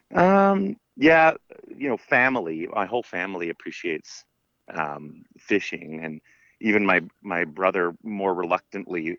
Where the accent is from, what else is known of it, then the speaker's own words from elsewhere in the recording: Sunshine Coast, Lower Mainland, British Columbia, Canada; also born or lived in Terrace, British Columbia; now in Vancouver Island, Canada; I grew up on the Lower Mainland, so on the Sunshine Coast.